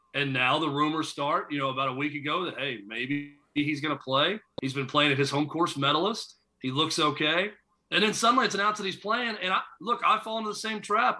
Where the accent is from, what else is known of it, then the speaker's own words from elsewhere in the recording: Nashville, Tennessee, United States; I'm a big Braves fan, uh, growing up in Nashville